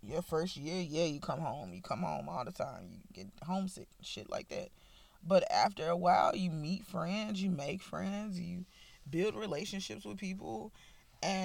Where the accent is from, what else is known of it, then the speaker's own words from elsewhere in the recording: Nashville, Tennessee, United States; moved away as an adult; now in Alabama, United States; I'm from Nashville, Tennessee, born and raised.